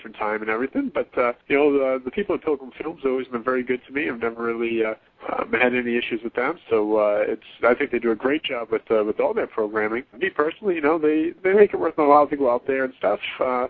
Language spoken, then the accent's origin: English; New England, United States; growing up in New England